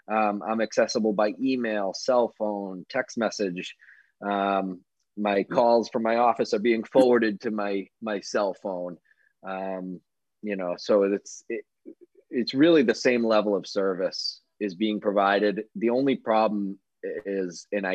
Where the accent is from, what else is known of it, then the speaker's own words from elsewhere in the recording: Sandwich, Massachusetts, United States; I grew up on the Cape in Sandwich